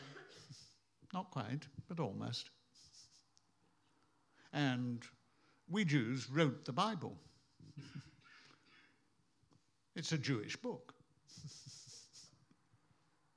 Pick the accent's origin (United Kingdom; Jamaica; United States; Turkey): United Kingdom; for us in Britain